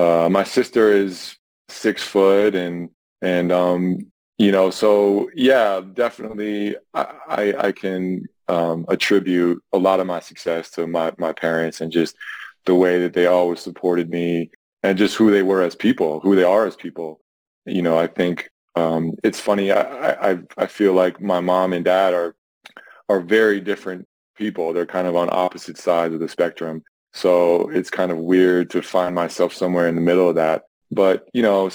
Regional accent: Boulder, Colorado, United States; also born or lived in Ventura, California; I was born in Ventura. However, I grew up in Boulder, Colorado

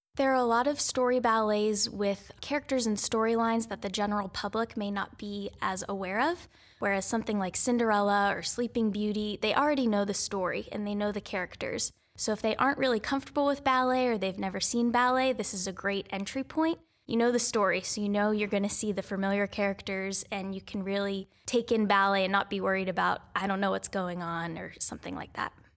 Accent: Pittsburgh, Pennsylvania, United States; moved away as an adult; also born or lived in New Jersey; now in Fort Wayne, United States; I am originally from Pittsburgh, Pennsylvania

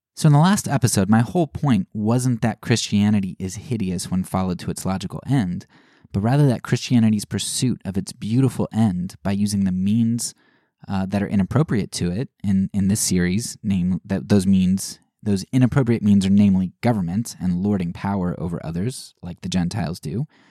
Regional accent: United States; As an American

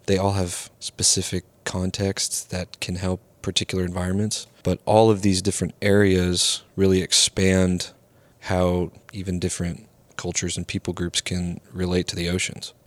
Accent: the Northwest, Pacific Northwest, United States; now in Miami, United States; growing up in the Northwest

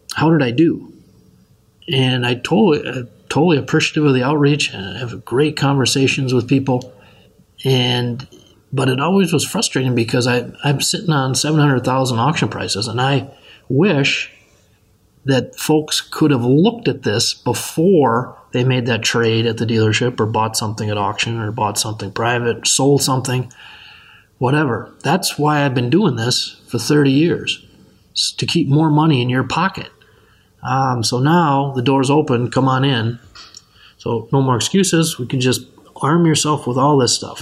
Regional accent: Benson, Minnesota, United States; now in Rochester, United States; where I grew up in Benson, Minnesota

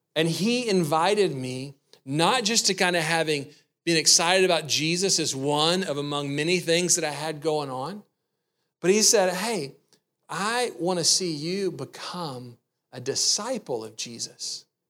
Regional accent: the South, United States; I grew up in the South

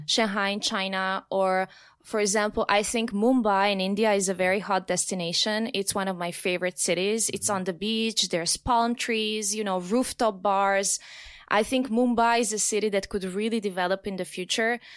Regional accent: Slovenia; I'm from Slovenia

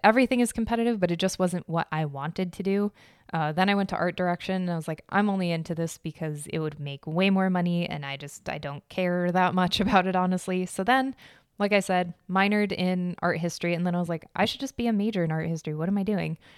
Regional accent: Arizona, United States; I was born and raised in Arizona, so Spanish was just, like, everywhere.

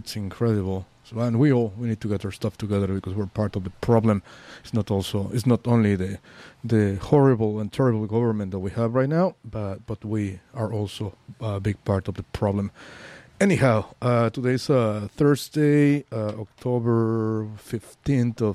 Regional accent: Mexico City, Mexico; also born or lived in Mérida, Yucatán; now in San Francisco, United States; I'm from Mexico City

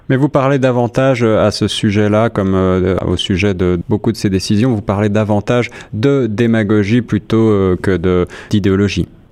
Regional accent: France; je suis français

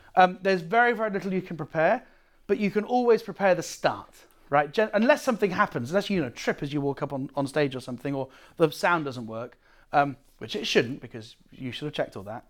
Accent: United Kingdom; now in Amsterdam, Netherlands

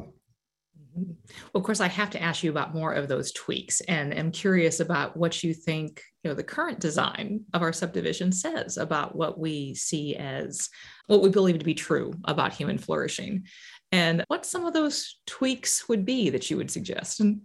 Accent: Illinois, United States; growing up in Illinois

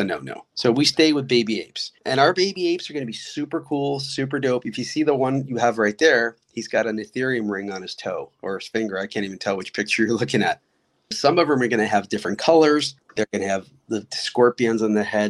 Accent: Odesa, Odesa Oblast, Ukraine; moved away; I was born in Odessa, which is Ukraine

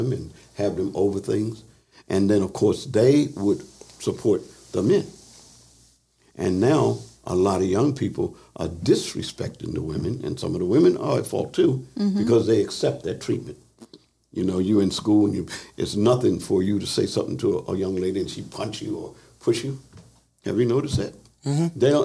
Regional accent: Philadelphia, Pennsylvania, United States; moved away; I was raised part of my life in Philadelphia

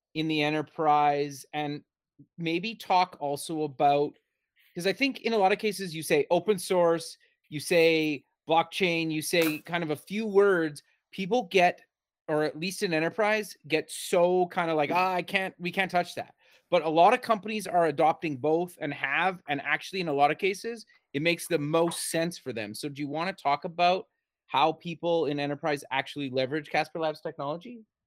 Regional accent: Canada; also born or lived in Alberta; I'm actually Canadian as well. I live in Alberta

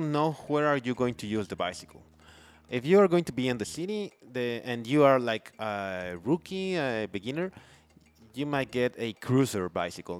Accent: Mexico City, Mexico; now in Playa del Carmen, Mexico; I grew up in Mexico City

